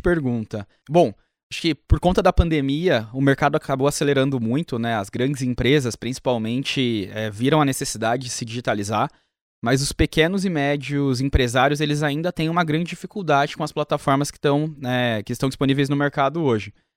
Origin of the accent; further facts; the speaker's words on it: Ribeirão Preto, São Paulo, Brazil; eu sou do interior de São Paulo, Ribeirão Preto